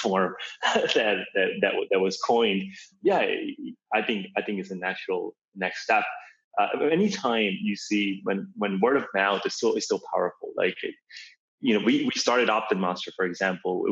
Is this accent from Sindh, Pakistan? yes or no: yes; Karachi, Sindh, Pakistan; now in United States; I was born in Karachi, Pakistan